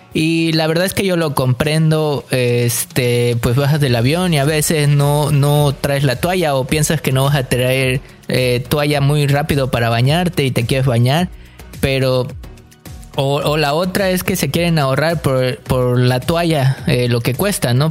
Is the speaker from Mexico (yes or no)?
yes; Mexico; now in Canada; como mexicano